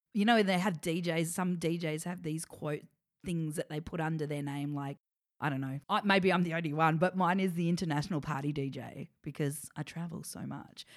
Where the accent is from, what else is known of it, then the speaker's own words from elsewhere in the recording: Adelaide, South Australia, Australia; moved away as an adult; also born or lived in Melbourne; I grew up in Adelaide acting all through my childhood